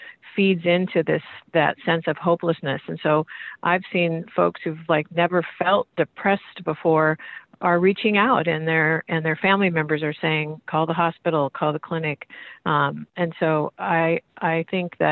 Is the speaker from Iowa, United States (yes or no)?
yes; Iowa, United States; I grew up in Iowa